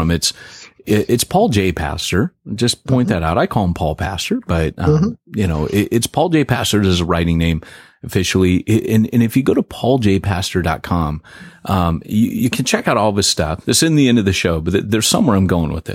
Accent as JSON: {"language": "English", "town": "Huntington Beach", "region": "California", "country": "United States", "tie": "born or raised there", "said": "I was raised in Huntington Beach"}